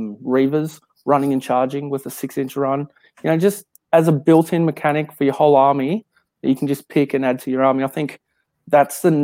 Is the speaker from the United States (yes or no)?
no; Queensland, Australia; I don't class myself as an Aussie. I'm a Queenslander